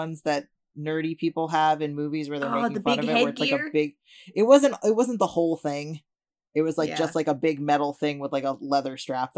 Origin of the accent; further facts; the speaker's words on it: Chicago suburb, Illinois, United States; I was born in Chicago and I lived there for a while, and then my family moved to a suburb, and then I moved back to Chicago. But the suburb that I grew up